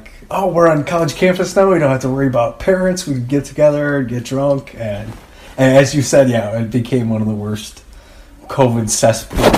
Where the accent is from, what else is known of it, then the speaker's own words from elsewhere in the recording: St. Charles, Illinois, United States; I grew up right across from St. Charles East